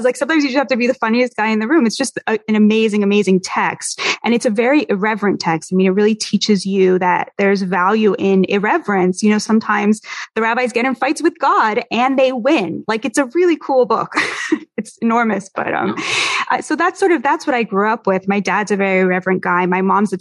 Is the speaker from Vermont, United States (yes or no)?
no; Boston, Massachusetts, United States; also born or lived in Berkeley, California; now in New York, United States; I'm originally from Boston.